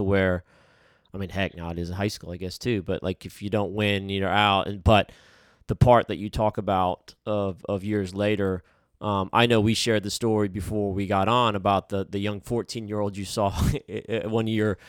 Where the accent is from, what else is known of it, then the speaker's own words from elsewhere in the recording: upstate New York, United States; I was born in upstate New York.